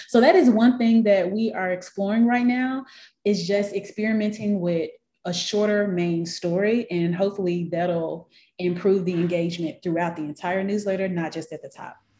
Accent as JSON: {"language": "English", "town": "Memphis", "region": "Tennessee", "country": "United States", "tie": "born or raised there", "moved": "as an adult", "lives_now": "Atlanta, United States", "said": "Well, I am originally from Memphis, Tennessee. That's where I was born and raised."}